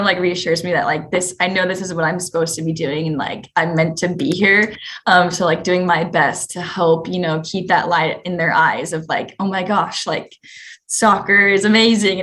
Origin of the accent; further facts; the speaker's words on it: West Coast, United States; my family's super excited because we're from the West Coast